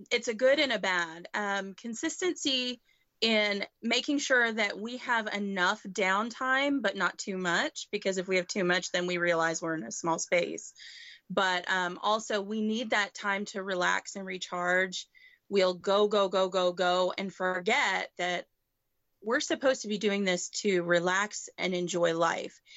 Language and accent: English; Canada; now in United States; Um, I'm originally from Canada, so we try to jump across the border anytime we're up north.